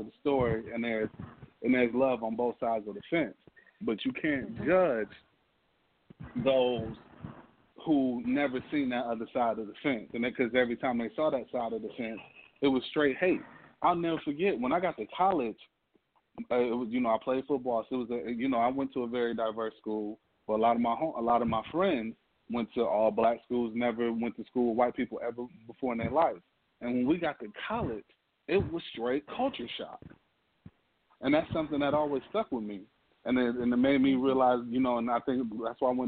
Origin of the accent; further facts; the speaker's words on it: Detroit, Michigan, United States; born and raised in Detroit, D.C.